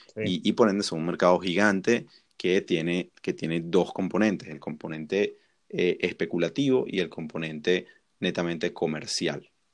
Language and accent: Spanish; Venezuela; Nosotros que somos venezolanos